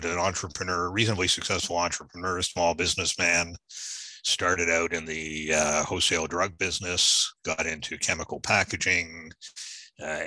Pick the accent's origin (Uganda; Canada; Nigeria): Canada; also born or lived in Norfolk, Virginia, United States; I'm from Virginia, Norfolk, Virginia. My folks moved to Canada when I was young. So I went to school in Canada.